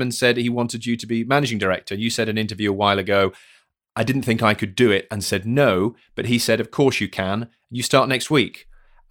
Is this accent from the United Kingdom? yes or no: yes; Yorkshire and the Humber, United Kingdom; I'm from West Yorkshire